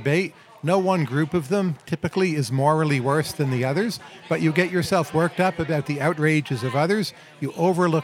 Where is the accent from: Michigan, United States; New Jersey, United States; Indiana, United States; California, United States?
New Jersey, United States; Bergen County; moved away; also born or lived in Germany / New Zealand; I grew up in New Jersey in Bergen County